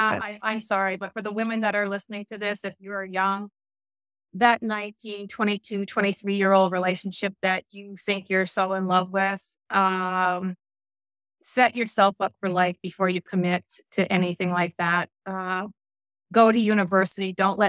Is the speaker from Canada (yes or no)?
yes; Newfoundland and Labrador, Canada; people are surprised when they find out that I'm from Newfoundland, that I was born and raised there because I don't have the accent anymore.